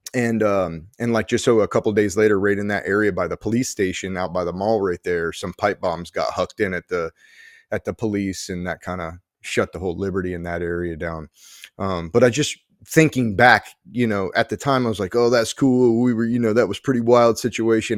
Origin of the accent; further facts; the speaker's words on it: New Jersey, United States; there's people from, like, Jersey, there's people from my hometown